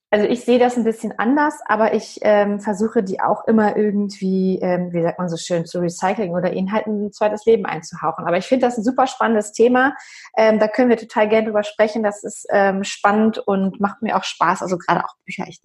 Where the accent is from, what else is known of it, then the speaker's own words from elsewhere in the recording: Hamburg, Germany; aus Hamburg.